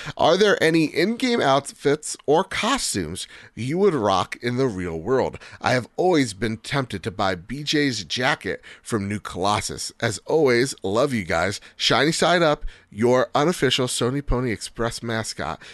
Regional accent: United States; I'm American

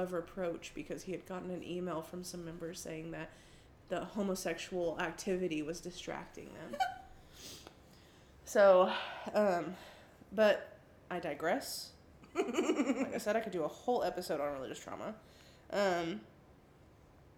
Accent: the South, United States; growing up in the South and in the church

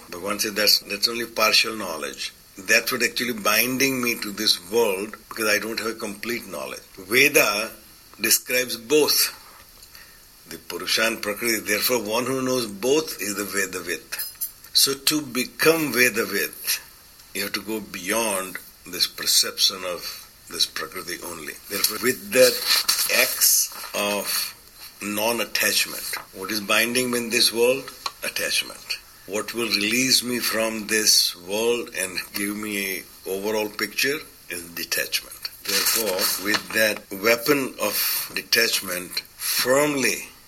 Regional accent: India; I come from India, but I go back and I feel uncomfortable there.

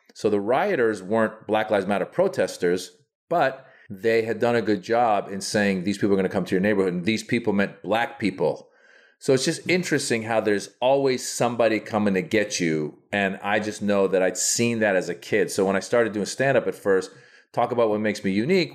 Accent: Northern California, United States; born or raised there; also born or lived in Iran

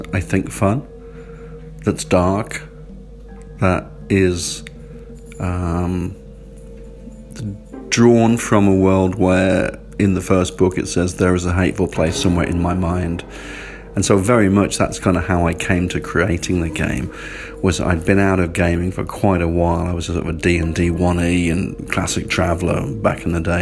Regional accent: England, United Kingdom; I sort of grew up, you know, being obviously English

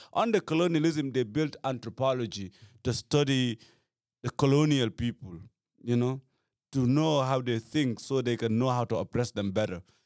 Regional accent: Gambia; I come from Gambia

